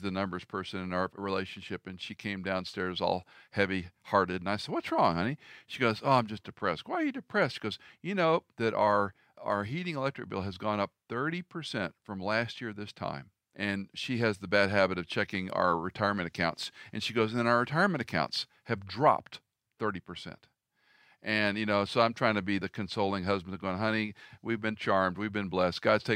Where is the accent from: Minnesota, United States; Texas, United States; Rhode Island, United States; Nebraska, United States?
Texas, United States; Houston; as kids growing up in Houston